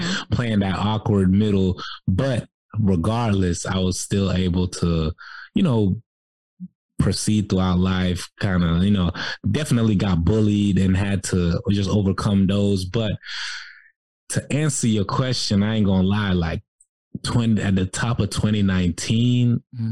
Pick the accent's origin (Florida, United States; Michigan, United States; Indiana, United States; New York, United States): Florida, United States; Jacksonville; moved away as an adult; also born or lived in Cairo, Egypt / South Sudan; now in Atlanta, United States; I grew up in Jacksonville, Florida